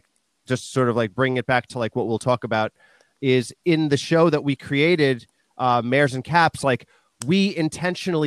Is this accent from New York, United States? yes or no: yes; Long Island, New York, United States; I'm from Long Island and I grew up around Manhattan and Brooklyn